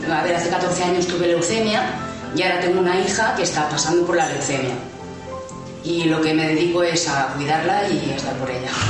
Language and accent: Spanish; Madrid, Community of Madrid, Spain; eh, eh, soy de Madrid, estudio terapia ocupacional